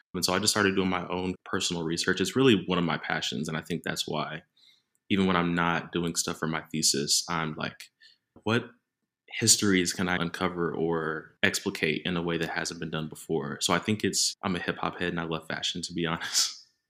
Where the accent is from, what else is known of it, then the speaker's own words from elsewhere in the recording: Dallas, Texas, United States; moved away as an adult; now in Manchester, United Kingdom; I grew up in Dallas, Texas